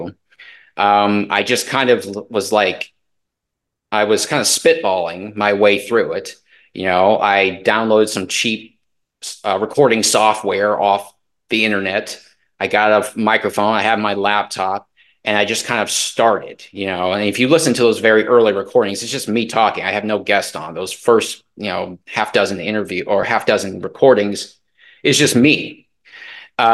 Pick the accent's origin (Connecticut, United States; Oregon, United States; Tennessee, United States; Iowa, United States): Iowa, United States; also born or lived in Baltimore, Maryland; I have grown up in Iowa